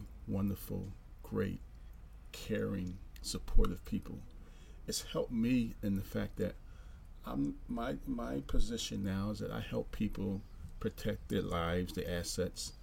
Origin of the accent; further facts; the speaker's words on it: Philadelphia, Pennsylvania, United States; moved away; I was originally from Philadelphia, Pennsylvania. I grew up in a hard neighborhood in Philadelphia